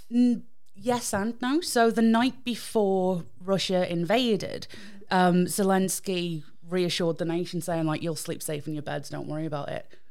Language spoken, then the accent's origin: English; United Kingdom; I'm British